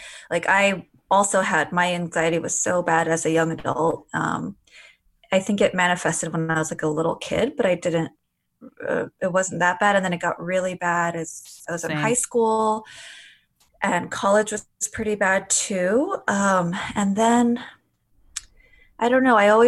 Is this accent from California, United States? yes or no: yes; Glendale, California, United States; I grew up in LA in a suburb in Glendale